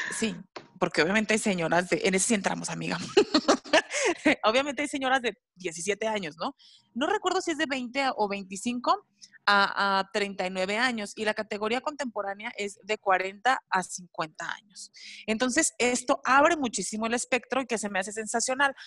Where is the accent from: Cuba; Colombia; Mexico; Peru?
Mexico; nuestro México